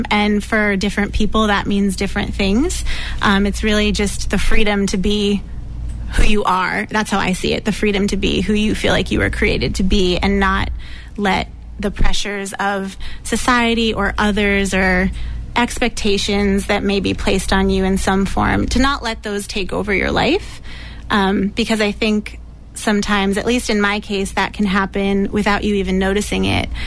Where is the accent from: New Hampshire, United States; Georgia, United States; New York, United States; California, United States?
New Hampshire, United States; now in Somerville, United States; I'm originally from New Hampshire, currently living in Somerville